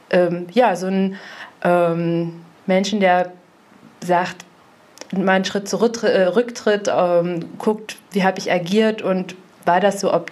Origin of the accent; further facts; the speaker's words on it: Grimmen, Mecklenburg-Vorpommern, Germany; also born or lived in Greifswald / Rostock; now in Bad Doberan, Germany; Also äh, ich bin aufgewachsen in Grimmen. Ich habe in Greifswald studiert, viele Jahre in Rostock äh, schon gearbeitet, wohne jetzt in Bad Doberan.